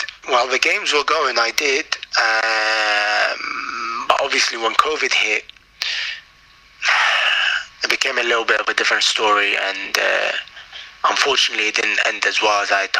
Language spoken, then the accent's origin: English; Iraq; And at the end of the day, it's my home country, man. I was born there, grew up there. My language was becoming better.